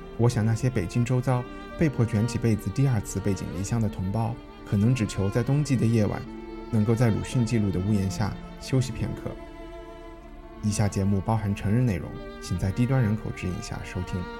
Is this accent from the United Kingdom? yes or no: yes; United Kingdom; moved away; 作为一个英国人。作为一个英国人